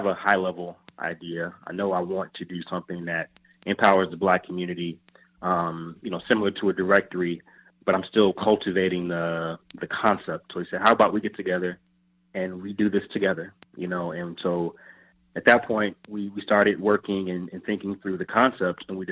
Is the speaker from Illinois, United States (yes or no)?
yes; Chicago, Illinois, United States; moved away; also born or lived in Atlanta; Originally from Chicago.